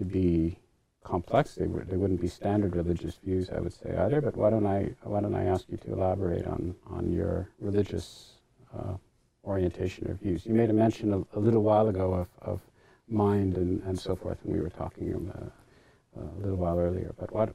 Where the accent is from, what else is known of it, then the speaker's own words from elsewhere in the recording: Canada; a Canadian who's still a citizen of the crown